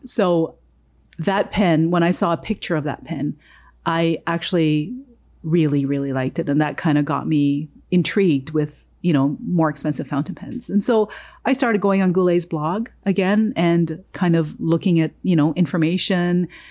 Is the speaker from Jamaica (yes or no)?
yes; Jamaica; moved away; I was born in Jamaica.